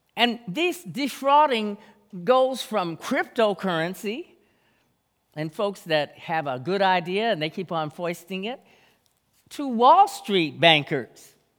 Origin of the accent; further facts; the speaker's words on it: Jamaica; moved away; my home, my home country, Jamaica